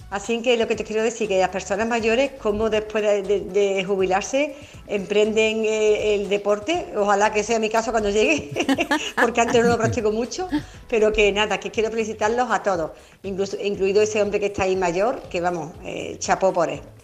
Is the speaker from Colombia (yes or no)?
no; Carmona, Andalusia, Spain; de aquí de Carmona, del pueblo de Carmona, de mi pueblo